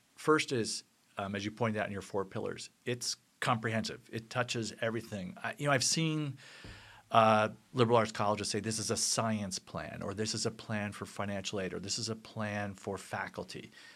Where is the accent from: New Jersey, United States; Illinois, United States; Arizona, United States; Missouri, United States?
New Jersey, United States; I'm from New Jersey